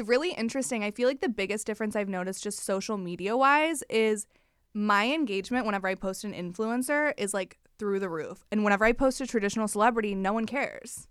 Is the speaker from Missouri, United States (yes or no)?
yes; Missouri, United States; moved away as an adult; now in Los Angeles, United States; I'm from Missouri, Midwest girlies.